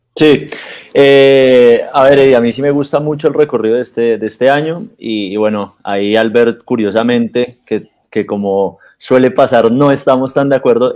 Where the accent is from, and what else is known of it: Colombia